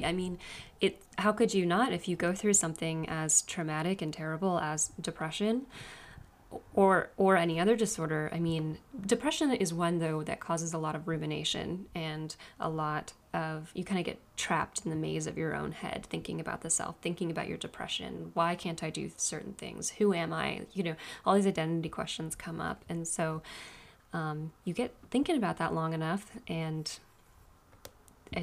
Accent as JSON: {"language": "English", "region": "West Virginia", "country": "United States", "tie": "born or raised there", "moved": "as an adult", "said": "I grew up in West Virginia."}